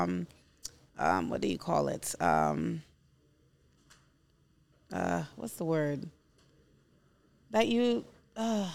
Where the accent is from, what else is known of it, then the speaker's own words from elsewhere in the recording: New York City, New York, United States; I'm from Brooklyn, New York